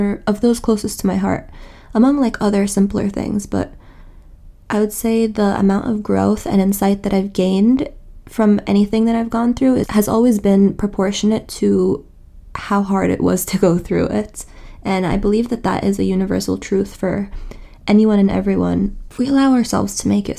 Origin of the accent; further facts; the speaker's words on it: New York City, New York, United States; I'm from New York City. I was born and raised here, and my parents are Egyptian.